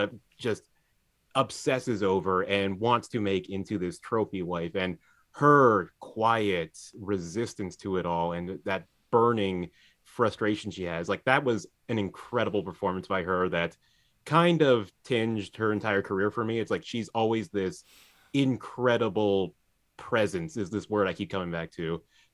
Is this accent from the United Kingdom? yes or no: yes; United Kingdom; accent: British; I was able to really flatten my British accent for you, so you had no idea, but I can see that you were incredibly charmed.